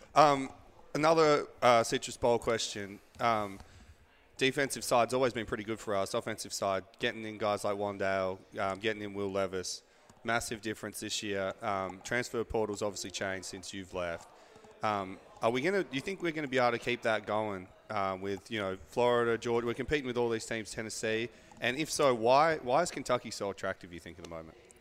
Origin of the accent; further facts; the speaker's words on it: Australia; moved away; I'm from Australia